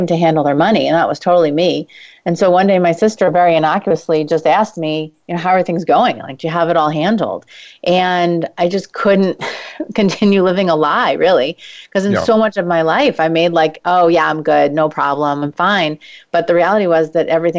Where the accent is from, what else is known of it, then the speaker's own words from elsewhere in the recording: New York, United States; I'm Jewish and from New York.